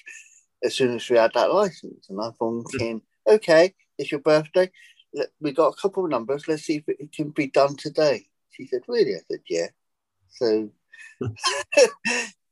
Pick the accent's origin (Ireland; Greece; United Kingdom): United Kingdom; England; moved away as an adult; now in United States; I'm British, living in America. Now, I seized the day. I decided to take the jump and leave England